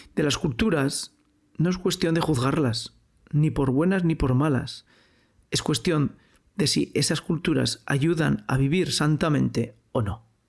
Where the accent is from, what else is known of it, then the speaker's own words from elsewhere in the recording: Spain; Yo soy español, yo hablo español, yo he vivido en un pueblo, yo he crecido en una sociedad